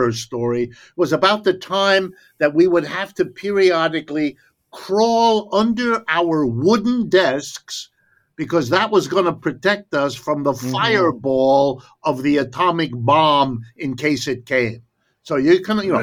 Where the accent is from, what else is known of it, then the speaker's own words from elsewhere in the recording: Ohio, United States; first language German; English is a second language; also born or lived in Connecticut / Massachusetts / New York; I was born in Ohio. I've lived here all my life